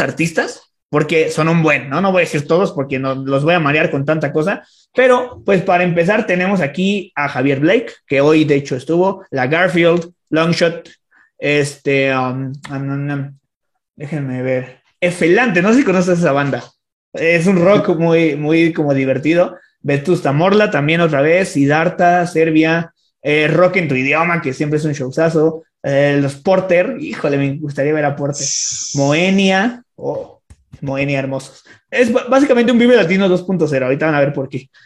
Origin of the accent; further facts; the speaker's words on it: Toluca, State of Mexico, Mexico; also born or lived in Metepec; soy de Toluca